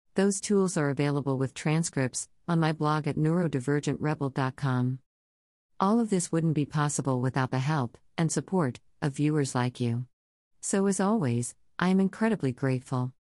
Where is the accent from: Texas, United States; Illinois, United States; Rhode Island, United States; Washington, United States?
Texas, United States; I grew up in Texas.